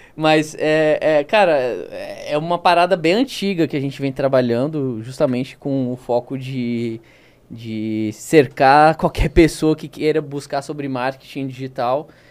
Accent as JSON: {"language": "Portuguese", "region": "South Region", "country": "Brazil", "accent": "southern (rolled R, guri/guria)", "moved": "yes", "lives_now": "Manaus, Brazil", "said": "eu puxo R"}